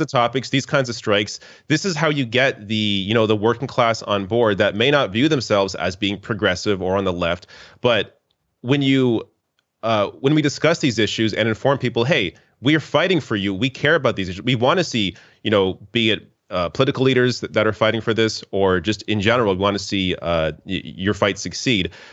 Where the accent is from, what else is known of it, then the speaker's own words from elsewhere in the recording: Canada; as a Canadian.